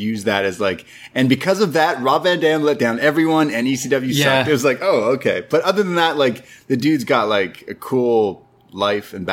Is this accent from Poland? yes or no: no; Canada; as a Canadian